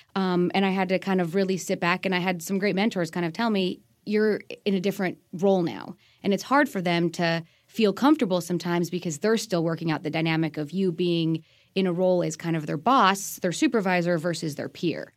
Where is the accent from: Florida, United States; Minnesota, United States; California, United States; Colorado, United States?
Colorado, United States; moved away as an adult; also born or lived in British Columbia, Canada / Pennsylvania; now in Maryland, United States; Born and raised there, went to university out there